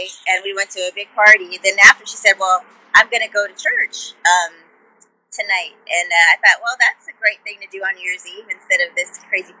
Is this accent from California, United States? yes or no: yes; California, United States; born there; My dad was in the military, so I was born in the Air Force Base in Vandenberg, in Central California.